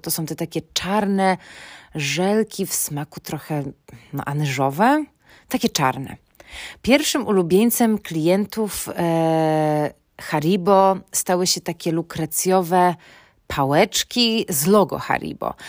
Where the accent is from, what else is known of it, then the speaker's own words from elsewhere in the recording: Poland; naszą rodzinę w Polsce